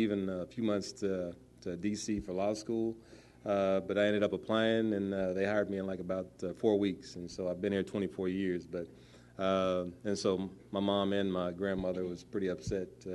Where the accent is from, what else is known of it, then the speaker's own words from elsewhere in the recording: Wichita, Kansas, United States; I grew up in Northeast Wichita.